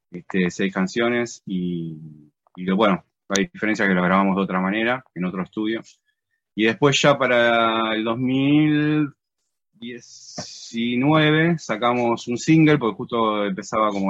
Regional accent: Quilmes, Buenos Aires Province, Argentina; first language Spanish; guitarrista, compositor y eh, uno de los líderes de la banda. … somos de Quilmes, de Buenos Aires, Argentina.

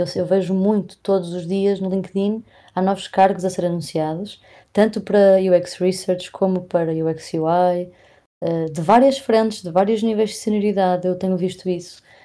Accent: Porto, Norte, Portugal; eu sou do Porto

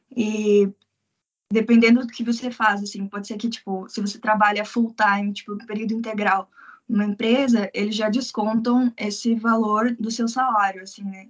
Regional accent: Curitiba, Paraná, Brazil; moved away as an adult; now in Tokyo, Japan; eu sou de Curitiba

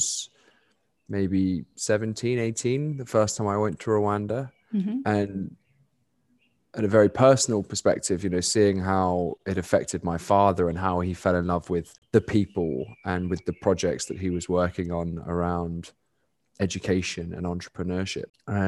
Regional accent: London, United Kingdom; because it's so alien to, you know, the privileged bubble that I grew up in London, England.

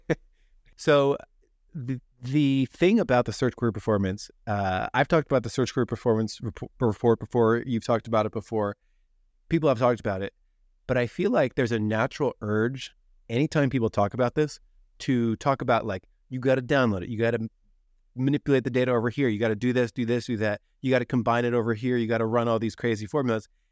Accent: New Jersey, United States; I'm from New Jersey

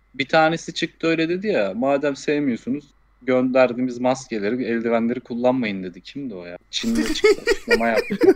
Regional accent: Istanbul, Turkey; Ben orada doğdum büyüdüm

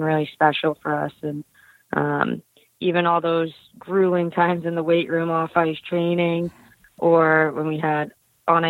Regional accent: Winthrop, Massachusetts, United States; I grew up in Winthrop, Massachusetts

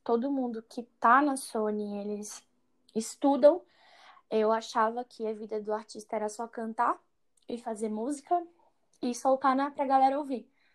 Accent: Imperatriz, Maranhão, Brazil; Sempre cantei na igreja, é, na igreja lá em Imperatriz. Eu cresci no Maranhão, né? Fui para lá com seis anos de idade

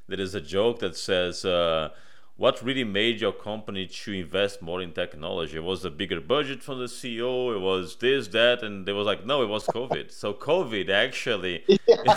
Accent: Brazil; moved away; I'm originally from Brazil

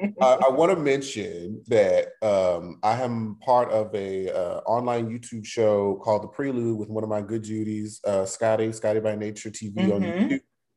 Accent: Detroit, Michigan, United States; moved away as an adult; also born or lived in Alabama; I'm from Detroit.

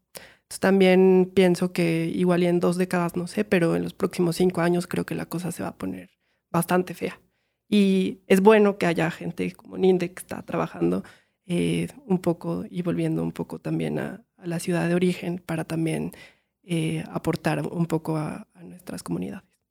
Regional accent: Pachuca, Hidalgo, Mexico; moved away; soy de Pachuca

